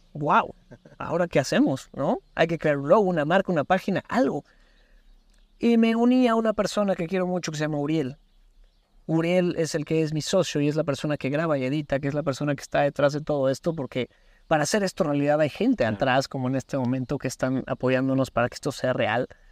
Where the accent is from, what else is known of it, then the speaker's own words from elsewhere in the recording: Puebla, Mexico; como poblano, como local, dijeras, quiero hacer algo diferente en mi estado, en mi ciudad